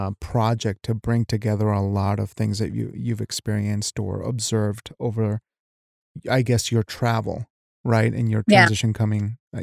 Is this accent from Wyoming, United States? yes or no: yes; Wyoming, United States; moved away as an adult; also born or lived in Washington State, United States; I was raised in Wyoming, you know, Mexican raised in Wyoming